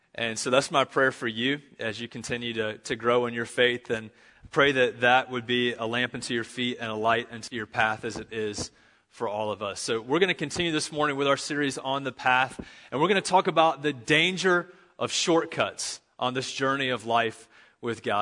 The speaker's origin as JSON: {"language": "English", "town": "Charlotte", "region": "North Carolina", "country": "United States", "said": "I'm from Charlotte, North Carolina"}